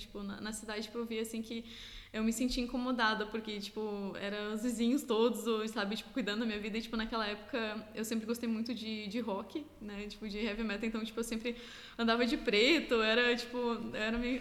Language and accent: Portuguese; Lages, Santa Catarina, Brazil; moved away as an adult; also born or lived in Blumenau, Brazil / Otacílio Costa, Brazil / Alentejo, Portugal; now in Portugal; eu morava, é, meus pais moravam depois no interior de Otacílio Costa, que é próximo a Lages. Então, tipo, eu estudava em Lages e vivia em Lages